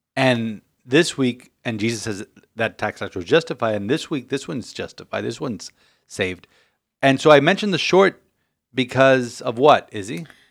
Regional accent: Miami, Florida, United States; We're from Miami

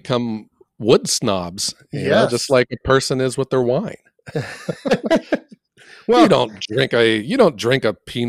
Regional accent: Ohio, United States; I'm like from Ohio, so whatever.

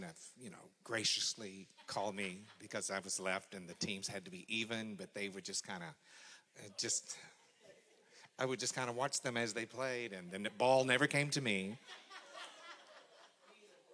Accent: McKinney, Texas, United States; I'm 59 years old. I grew up in McKinney.

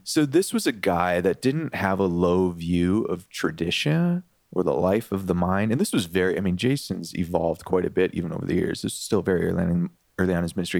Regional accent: Detroit, Michigan, United States; I grew up in the Detroit area

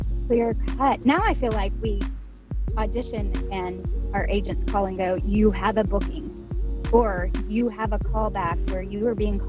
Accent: northeast Louisiana, United States; moved away as an adult; now in Dallas, United States; I grew up in Louisiana

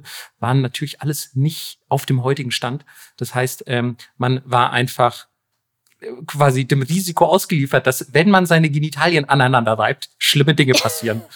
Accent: Germany; nicht als Deutscher

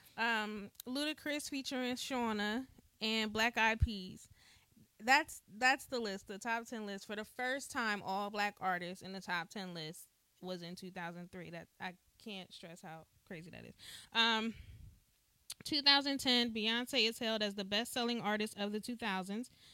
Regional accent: New Jersey, United States; I remember as a kid, you know, growing up in New Jersey

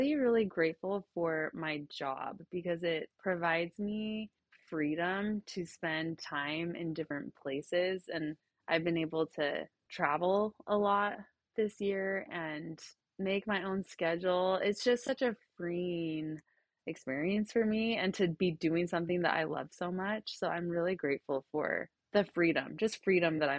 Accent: Utah, United States; I grew up in Utah, so there's not a ton of diversity

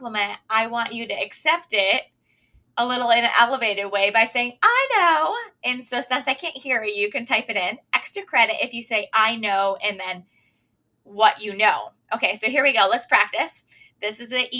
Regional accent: Michigan, United States; also born or lived in Pennsylvania; now I'm back in our home state, or my home state, Michigan

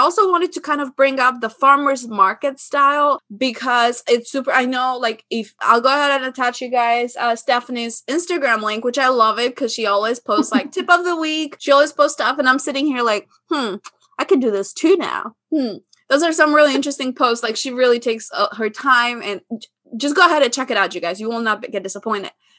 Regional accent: Albania; moved away; growing up in Albania

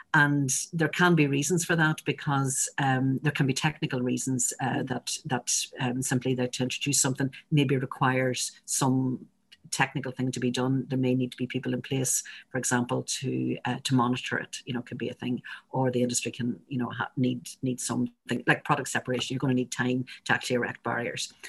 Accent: Northern Ireland, United Kingdom; I'm speaking here as a, as a Northerner

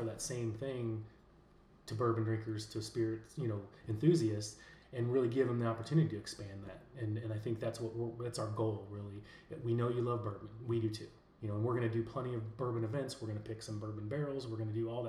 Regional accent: Iowa, United States; moved away as an adult; now in Louisville, United States; And I'm from Iowa originally, but I've lived in Louisville for about 17 years now.

